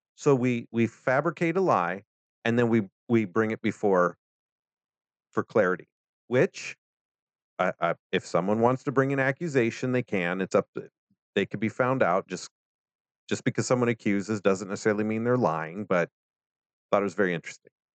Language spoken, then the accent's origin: English; United States; As an American